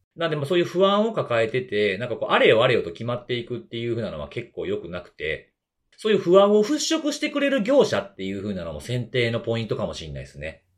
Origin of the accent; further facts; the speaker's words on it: Kansai, Japan; accent: Kansai-ben; 僕はしかも関西弁やし